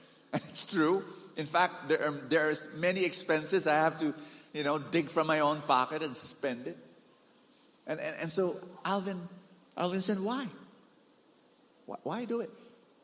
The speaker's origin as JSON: {"language": "English", "country": "Bahamas", "said": "I came from Bahamas. In a small island, there are 7 feasts."}